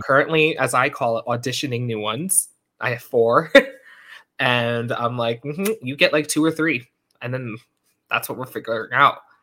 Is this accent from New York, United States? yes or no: yes; Long Island, New York, United States; accent: New York; we're both from Long Island